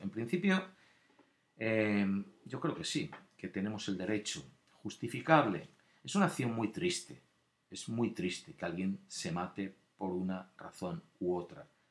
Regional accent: Spain; moved away; yo también nacido allí, también tengo, somos españoles

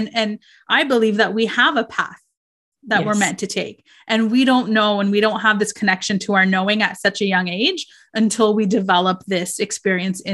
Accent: Canada; our parents being first generation Canadians, we both are

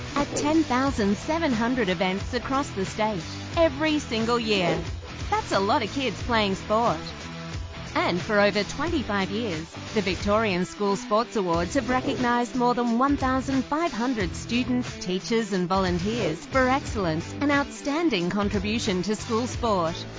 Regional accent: Denmark; moved away as an adult; also born or lived in Canada; now in Horsham, Australia; I am a Dane, so born and bred in Denmark.

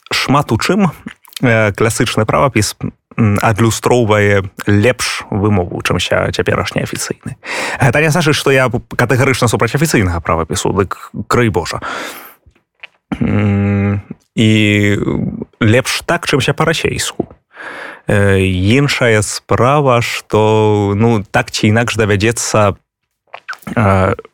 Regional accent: Belarus; вось у нас ёсць перакананасць у тым што мы беларусы чыста гаворым па-руску

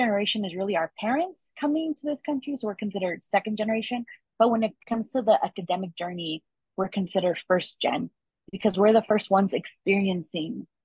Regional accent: Inland Empire, California, United States; also born or lived in Los Angeles, California / Riverside, California; I was born here in California. I went to school here in Riverside. I grew up mostly in the Inland Empire. My journey also took me to live in Los Angeles as a child

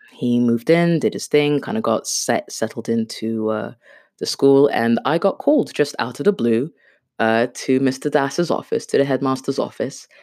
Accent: United Kingdom; first language Swahili; English is a second language; also born or lived in Kenya / Brighton; my parents took me to the U K when I was around six years old

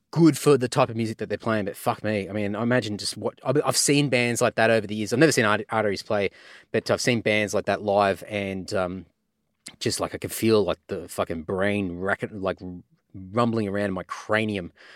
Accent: Redcliffe, Queensland, Australia; my hometown of Redcliffe in Queensland

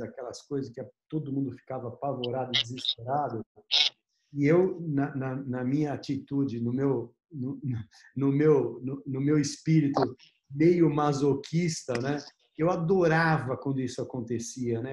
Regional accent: Brazil; como brasileiro

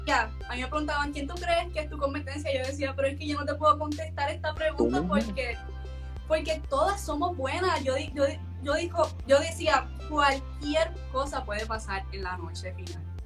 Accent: Puerto Rico

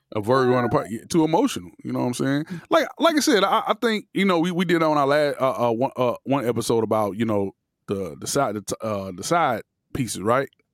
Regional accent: Miami, Florida, United States; I'm from Miami

